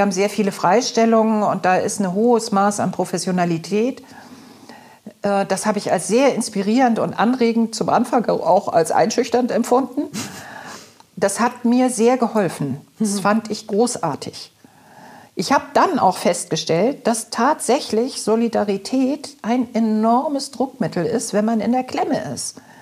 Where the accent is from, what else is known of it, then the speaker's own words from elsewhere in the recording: Hamburg, Germany; Ich bin auch im Alstertal groß geworden